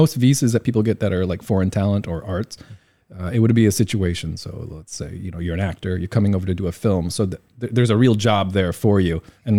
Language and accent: English; Midwest, United States; I grew up in the Midwest, like I said.